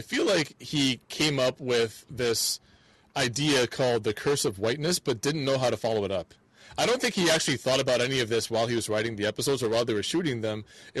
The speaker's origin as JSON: {"language": "English", "town": "Atlanta", "region": "Georgia", "country": "United States", "tie": "born or raised there", "said": "Here's this bigger world that we're a part of, but I've learned a lot from my hometown, from Atlanta already."}